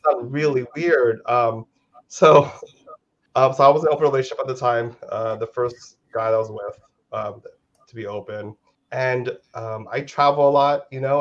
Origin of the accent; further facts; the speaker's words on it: United States; now in Los Angeles, United States; I'm Filipino American. So I was born in the states